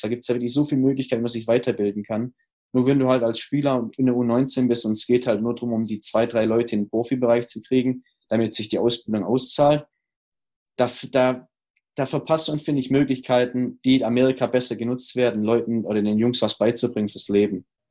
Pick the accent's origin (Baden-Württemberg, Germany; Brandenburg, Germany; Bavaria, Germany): Baden-Württemberg, Germany; Stuttgart; moved away; also born or lived in Ruhr area; meiner Heimat in Stuttgart